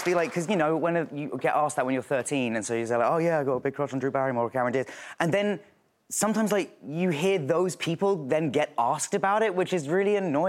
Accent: England, United Kingdom; I'm English

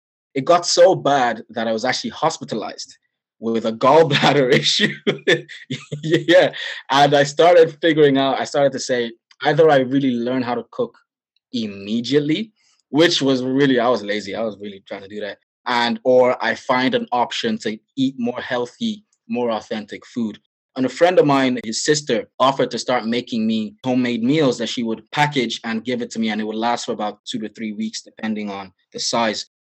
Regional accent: Nigeria; As you know, I'm Nigerian, so that is my bread and butter.

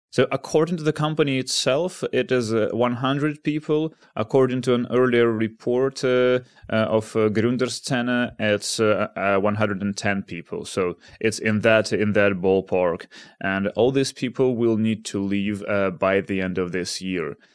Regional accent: Kharkiv, Kharkiv Oblast, Ukraine; now in Amsterdam, Netherlands; I'm in my hometown of Kharkiv

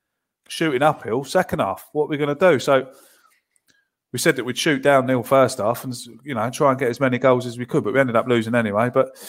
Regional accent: Clacton-on-Sea, East of England, United Kingdom; as a schoolboy playing for my hometown club, Clacton Town.

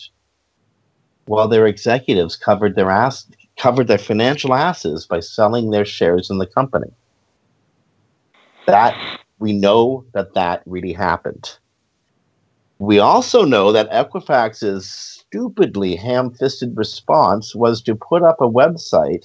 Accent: Canada; I'm Canadian.

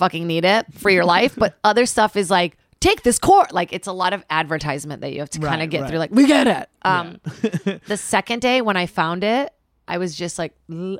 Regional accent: Brazil; moved away; I'm from Brazil, born in Rost.

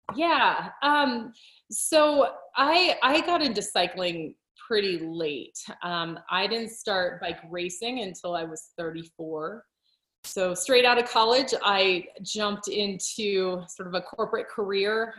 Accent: Colorado, United States; moved away as an adult; also born or lived in England; i wanted to return to my home state i grew up in colorado

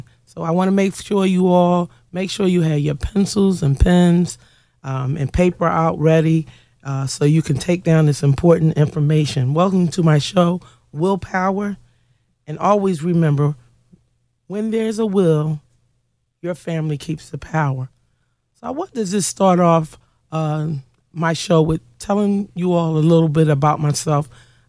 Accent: Philadelphia, Pennsylvania, United States; I was born and raised here in Philadelphia, PA, raised mostly in West Philly, but since been residing here in Southwest Philly for over 20 years

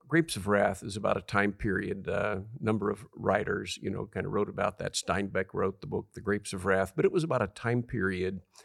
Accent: California, United States; I'm from a little town of two thousand people.

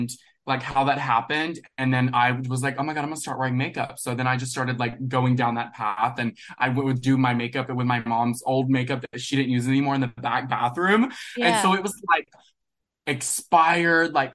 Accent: Alabama, United States; So I'm originally from Coleman, Alabama. Okay. I'm, like, born and raised in the South

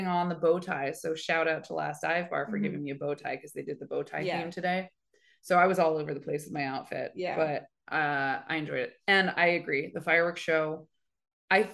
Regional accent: Oakland, California, United States; growing up in Oakland

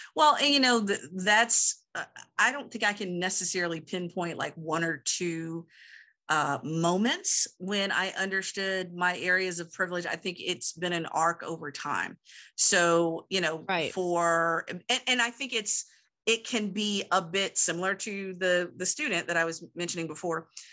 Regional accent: Southern Virginia, United States; moved away; in my hometown area, Southern Virginia

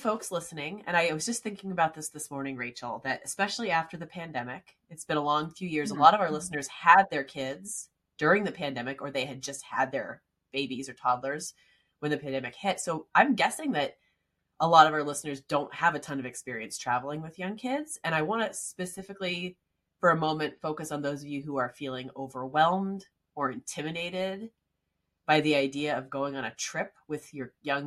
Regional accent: near Philadelphia, Pennsylvania, United States; I grew up near Philadelphia

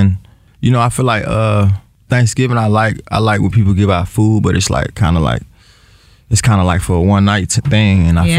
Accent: north side of Atlanta, Georgia, United States; I still rep Atlanta, but. I'm from the North.

